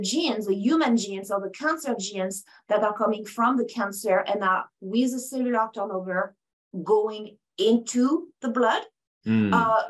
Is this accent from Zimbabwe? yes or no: no; France; accent: French; English is a second language; moved away as an adult; now in United States; I have an accent, and it's very French. So I'm from France. I moved in the States about 23 years ago now